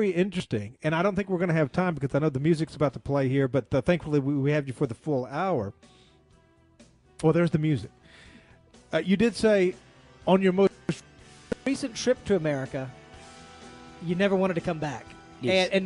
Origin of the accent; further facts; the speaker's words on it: South Africa; to me as a South African, a native-born South African